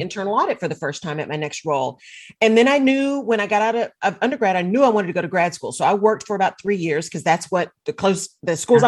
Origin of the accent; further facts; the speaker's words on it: Texas, United States; also born or lived in Barcelona; I'm a Texan